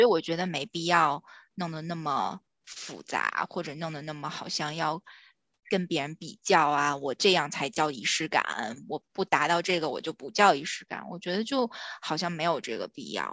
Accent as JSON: {"language": "Chinese", "region": "northern China", "country": "China", "said": "我是北方人嘛"}